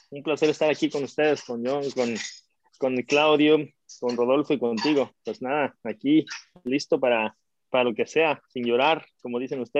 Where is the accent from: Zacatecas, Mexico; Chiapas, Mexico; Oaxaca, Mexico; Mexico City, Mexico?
Mexico City, Mexico; DF. Soy de la Ciudad de México, sí.